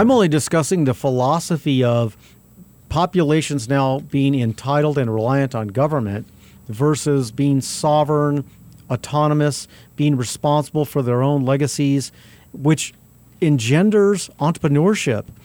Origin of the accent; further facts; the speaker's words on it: Albuquerque, New Mexico, United States; I grew up on South Broadway